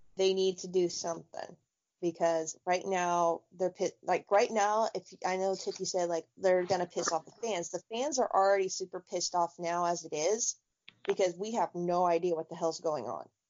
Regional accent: Tampa, Florida, United States; I grew up in Tampa

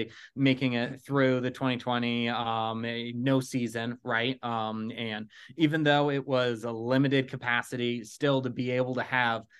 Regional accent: Bay Area, California, United States; growing up in the Bay Area, Giants fan

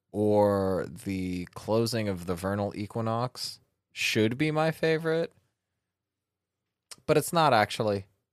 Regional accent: United States; we're American.

